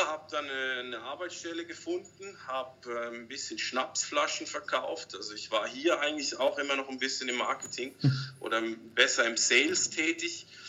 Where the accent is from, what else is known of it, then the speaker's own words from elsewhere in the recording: Switzerland; moved away as an adult; now in Cambodia; wir als Schweizer